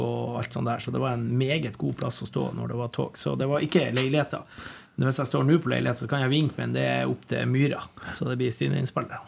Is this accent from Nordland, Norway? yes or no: yes; Bodø, Nordland, Norway; also born or lived in Gravdal, Lofoten; now in Trondheim, Norway; jeg er jo fra Bodø. Mm. Jeg kom jo til Bodø da jeg var to og et halvt.